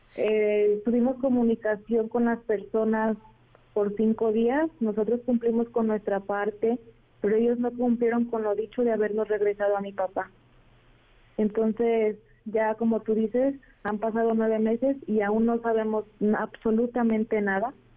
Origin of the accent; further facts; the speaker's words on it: Arandas, Jalisco, Mexico; somos de Arandas, Jalisco